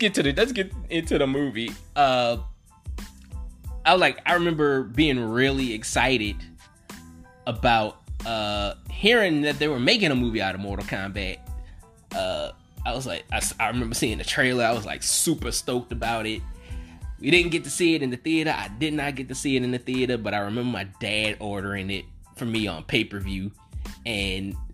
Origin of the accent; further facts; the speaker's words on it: the South, United States; I'm from the South